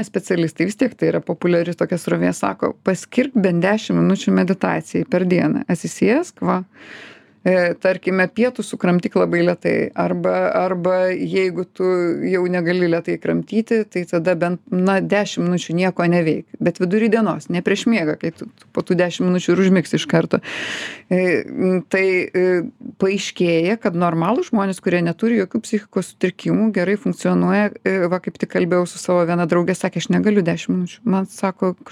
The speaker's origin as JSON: {"language": "Lithuanian", "country": "Lithuania", "said": "nors mes esam lietuviai"}